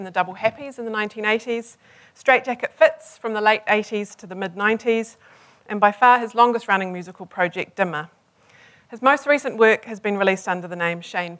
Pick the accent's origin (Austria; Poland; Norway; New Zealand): New Zealand; Hamilton, Waikato; I was born in Hamilton.